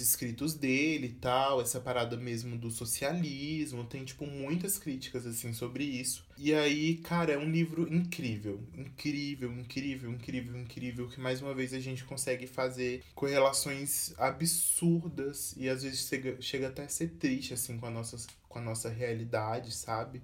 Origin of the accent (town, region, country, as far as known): Brazil